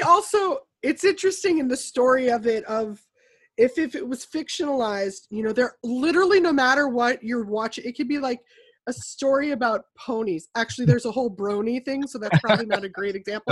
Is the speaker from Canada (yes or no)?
no; United States; we as an American populace